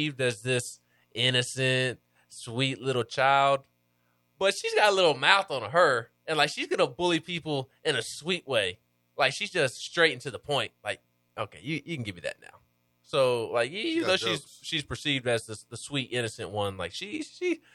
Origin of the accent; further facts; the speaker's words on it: Tennessee, United States; also born or lived in Alabama; I'm from Tennessee